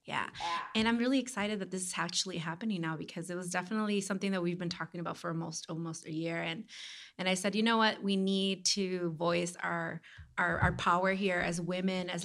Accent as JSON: {"language": "English", "town": "Chicago", "region": "Illinois", "country": "United States", "moved": "as an adult", "lives_now": "Miami, United States", "said": "I'm originally from Chicago"}